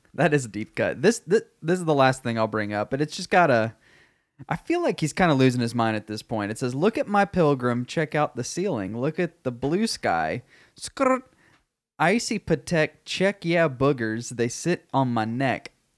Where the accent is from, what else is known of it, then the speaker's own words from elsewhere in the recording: Texas, United States; I am Texan